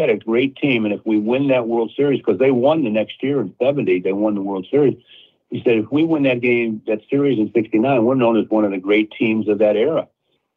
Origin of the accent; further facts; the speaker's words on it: St. Louis, Missouri, United States; moved away; I grew up in St. Louis